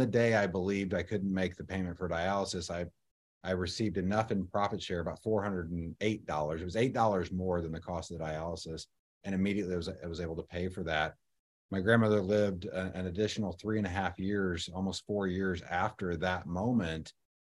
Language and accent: English; Kansas City, Missouri, United States; I'm from Kansas City, and we're pretty prideful about our barbecue and especially about our beef in Kansas City.